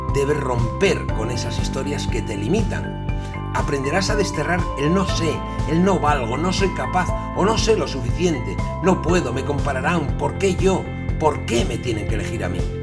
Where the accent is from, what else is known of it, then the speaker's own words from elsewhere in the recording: Asturias, Spain; yo soy de Asturias